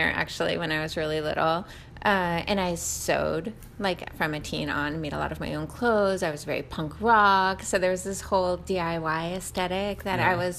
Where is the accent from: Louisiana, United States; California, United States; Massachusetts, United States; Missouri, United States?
Massachusetts, United States; Wellesley; also born or lived in Rockaway, New York; I grew up in Massachusetts